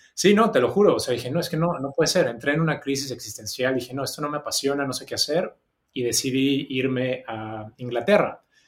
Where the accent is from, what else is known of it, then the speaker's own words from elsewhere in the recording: Mexico City, Mexico; moved away as an adult; also born or lived in Australia; now in Sydney, Australia; yo soy de la Ciudad de México, nací ahí, viví ahí hasta los 24